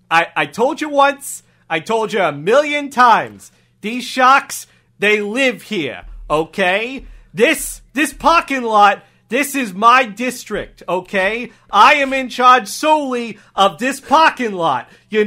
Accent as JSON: {"language": "English", "region": "Wisconsin", "country": "United States", "tie": "born or raised there", "accent": "Texas", "said": "I was raised in Wisconsin, you know, by a man from Texas, my father, and I picked up this accent."}